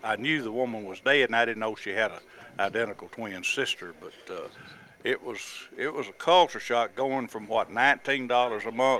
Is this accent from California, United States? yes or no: no; Fulton, Mississippi, United States; We came from Fulton, Mississippi to Nashville in a 52 Chevrolet Power Glide and stayed with my aunt in Nashville